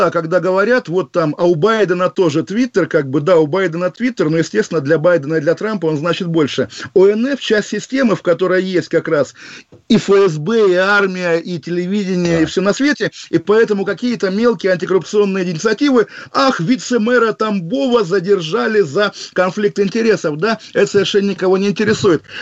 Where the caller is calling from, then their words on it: London, United Kingdom; я из Лондона с вами разговариваю